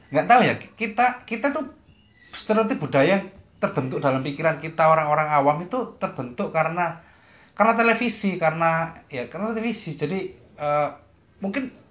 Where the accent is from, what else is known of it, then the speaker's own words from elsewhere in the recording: Surabaya, East Java, Indonesia; sebagai saya dan sebagai warga Surabaya